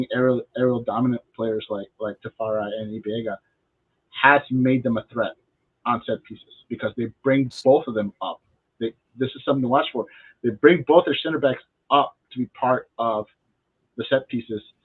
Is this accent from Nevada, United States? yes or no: no; Texas, United States; moved away; also born or lived in Wisconsin; I grew up in Texas, and where I lived, it never ever got colder than 20 degrees